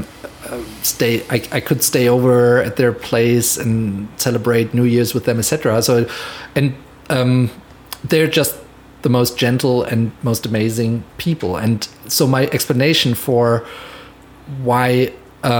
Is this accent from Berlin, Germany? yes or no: no; Mainz, Rhineland-Palatinate, Germany; moved away as an adult; now in Los Angeles, United States; And so I lived in Mainz still, in my hometown in Germany.